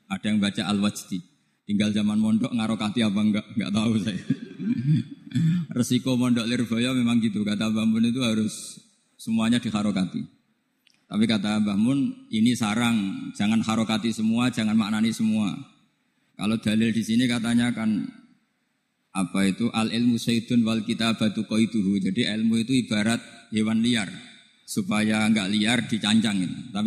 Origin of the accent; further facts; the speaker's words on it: North coast of Java, Indonesia; Saya ini orang Pantura.